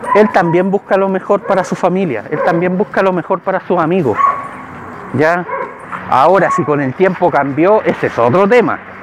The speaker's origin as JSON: {"language": "Spanish", "country": "Chile", "said": "yo soy chileno"}